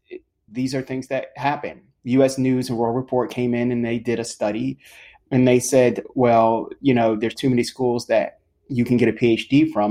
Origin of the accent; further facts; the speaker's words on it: Johnstown, United States; So I'm from Johnstown, and I am a engineering studies manager.